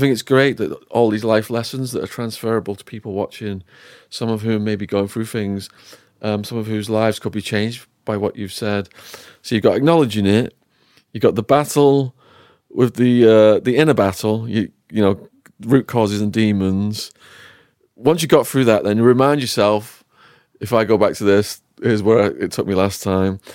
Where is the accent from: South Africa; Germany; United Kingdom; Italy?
United Kingdom; Widnes, North West England; my hometown, Widnes.